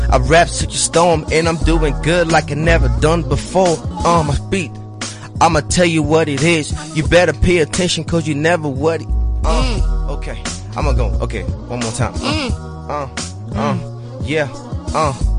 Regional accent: Detroit, Michigan, United States; moved away as an adult; also born or lived in Johannesburg, South Africa; now in South Africa; I was born in Johannesburg and raised in Detroit.

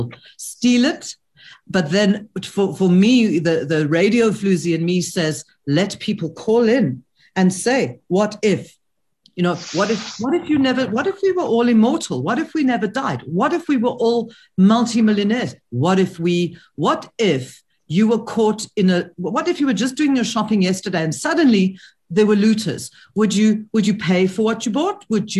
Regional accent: South Africa; I'm speaking as a South African

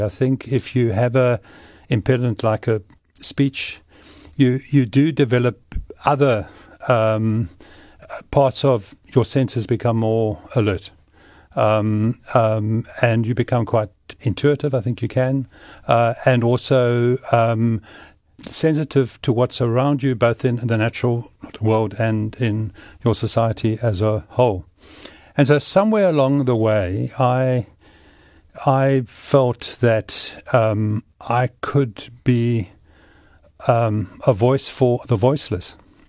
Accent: Cape Town, Western Cape, South Africa; I grew up in Cape Town and came from a family that was fairly active. We hiked and enjoyed Table Mountain a lot.

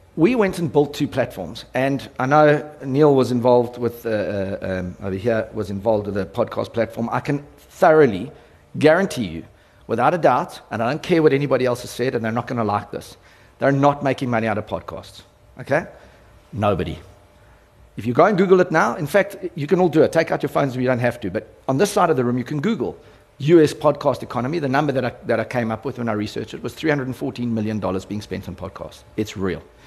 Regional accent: South Africa; my role as a South African

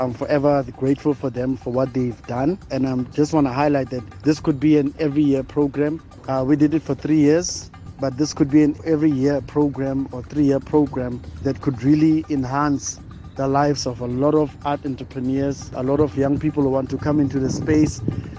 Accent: Bloemfontein, Free State, South Africa; I am originally from Heidedal, Free State, Bloemfontein

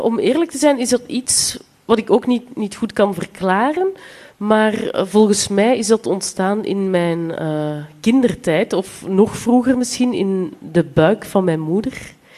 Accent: Flanders, Belgium; accent: Flemish; ik spreek Vlaams

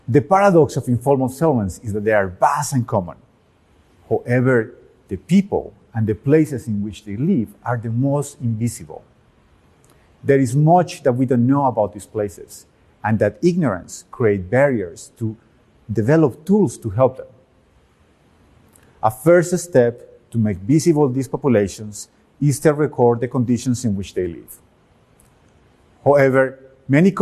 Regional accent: Medellín, Antioquia, Colombia; When I was 6 years old, growing up in Medellin, Colombia

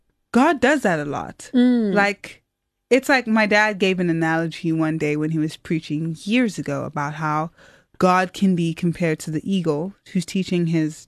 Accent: Port Elizabeth, Eastern Cape, South Africa; also born or lived in Stellenbosch; I was studying programming at the time in Port Elizabeth, my hometown, and I failed some stuff. I didn't know what to do, so I applied to Stellenbosch, not knowing what my plan was.

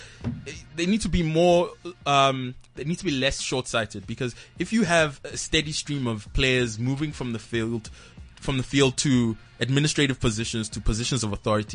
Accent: Nigeria; as a Nigerian

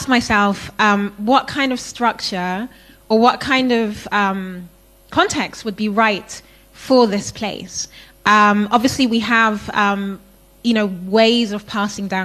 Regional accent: Ghana; So I'm from Ghana. I live in Ghana.

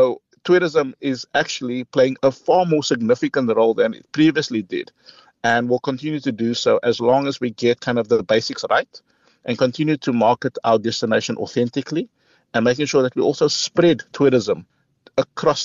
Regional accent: Cape Town, Western Cape, South Africa; I come from Mitchell's Plain.

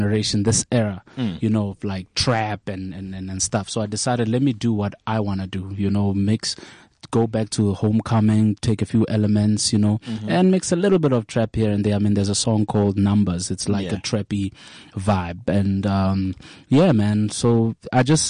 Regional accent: Kriel, Mpumalanga, South Africa; moved away as an adult; now in Johannesburg, South Africa; I'm from Kraskop.

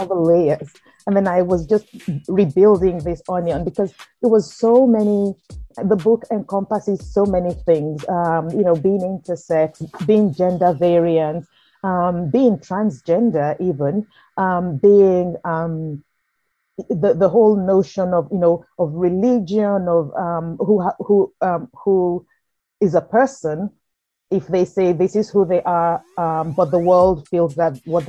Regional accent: Nigeria; moved away as an adult; also born or lived in United Kingdom; now in United States; I grew up in Nigeria till I was in my early 20s before going to the UK to study law and then eventually moving to the US.

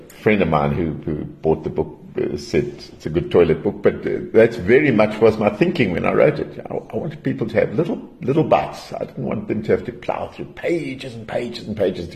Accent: Durban, KwaZulu-Natal, South Africa; also born or lived in Johannesburg; I was born in Joburg, but I was very young when we moved to Durban. My dad was a policeman, and there was a police camp on the Bluff, Wentworth Camp. And spent a couple of years living there

